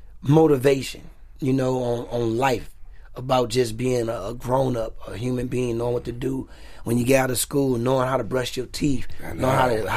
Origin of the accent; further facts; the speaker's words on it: Pasadena, California, United States; also born or lived in Altadena; Pasadena, Altadena, California.